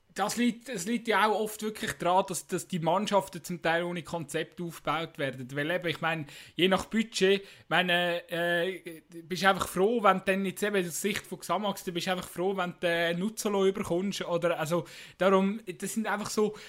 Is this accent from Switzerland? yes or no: yes; Switzerland; als Schweizer